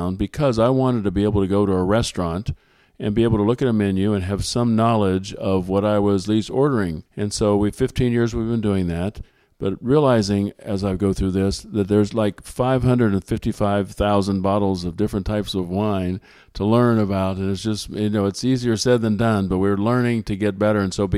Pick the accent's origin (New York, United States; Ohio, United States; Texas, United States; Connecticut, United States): Ohio, United States; Nelsonville; I grew up in Nelsonville, Ohio.